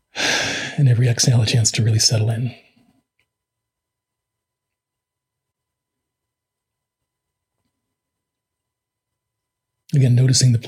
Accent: New York City, New York, United States; I grew up in a New York just before crack

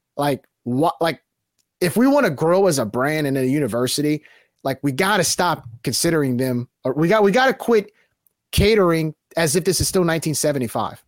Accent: New Orleans, Louisiana, United States; I grew up in New Orleans whenever U N O was good

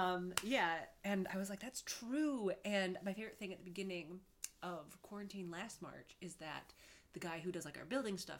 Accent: Cleveland, Ohio, United States; moved away as an adult; also born or lived in Denver; now in Chicago, United States; I'm from Cleveland, actually. Okay. Actually, I'm from Denver, but I was raised in Cleveland, and my family's from Cleveland, and I moved here 10 years ago.

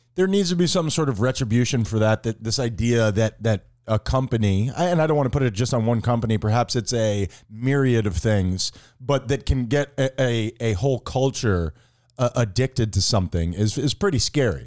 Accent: South Florida, United States; I was growing up in South Florida in the eighties

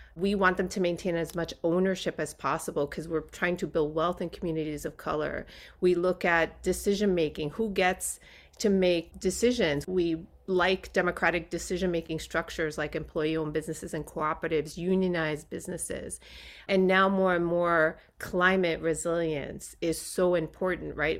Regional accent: New York City, New York, United States; also born or lived in Puerto Rico; I was born in New York City

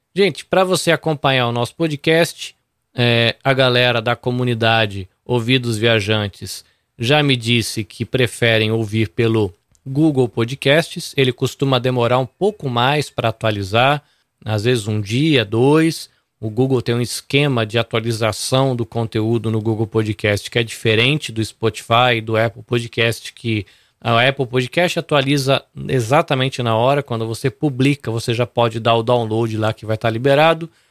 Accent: Brazil; now in Japan; não sabe direito se eu sou peruano ou brasileiro

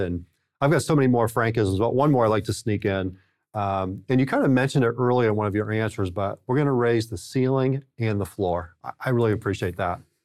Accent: New England, United States; growing up in New England, we always rooted for the Red Sox

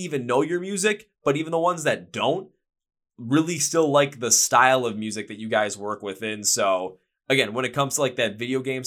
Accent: Milwaukee, Wisconsin, United States; my hometown in Milwaukee, Wisconsin

